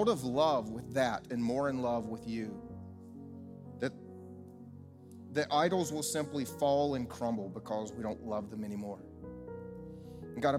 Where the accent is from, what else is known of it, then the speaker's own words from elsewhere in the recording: the South, United States; I grew up here in the South